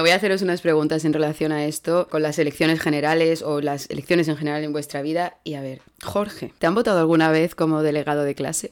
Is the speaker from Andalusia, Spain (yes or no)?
yes; Andalusia, Spain; moved away as an adult; now in Germany; qué bien hablo inglés para ser andaluza